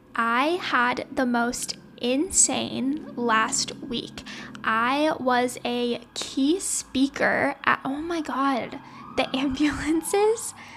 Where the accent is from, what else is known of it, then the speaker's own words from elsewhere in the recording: Louisiana, United States; now in Los Angeles, United States; I was born and raised in Louisiana